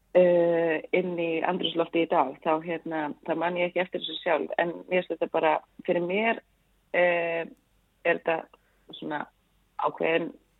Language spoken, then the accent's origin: Icelandic; Svarfaðardalur, Northeastern Region, Iceland; ég nú fættu upp hann upp í Svarðardal